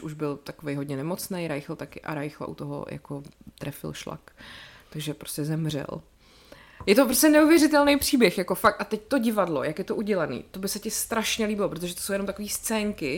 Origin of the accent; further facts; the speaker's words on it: České Budějovice, South Bohemian Region, Czechia; já jsem selka, vole, z Budějic